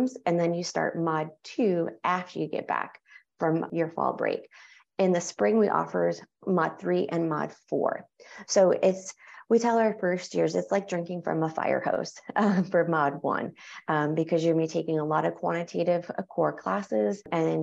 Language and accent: English; New York, United States; now in North Carolina, United States; I'm from New York